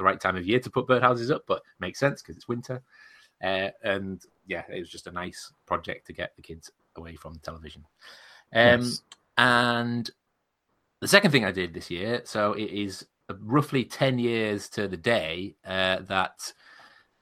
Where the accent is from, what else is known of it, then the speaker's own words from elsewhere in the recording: Coniston, North West England, United Kingdom; the area around Coniston in Cumbria, where I'm from